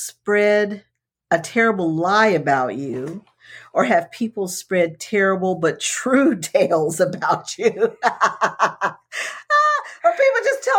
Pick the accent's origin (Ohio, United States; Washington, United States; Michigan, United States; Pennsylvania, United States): Ohio, United States; I grew up in Ohio